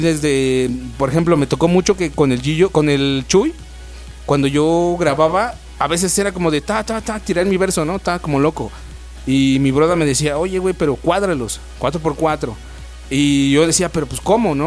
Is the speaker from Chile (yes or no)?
no; Ecatepec, State of Mexico, Mexico; also born or lived in Zimatlán de Álvarez, Oaxaca; now in Oaxaca, Mexico; yo vengo de, soy, soy natal del Estado de México, de Catepec, en Catepón